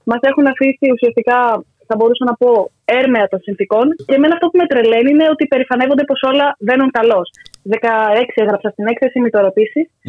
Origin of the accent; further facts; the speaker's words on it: Aigaleo, Attica, Greece; εγώ που είμαι και από Εγάλεο, να χαρούν λίγο τα δυτικά προάστια.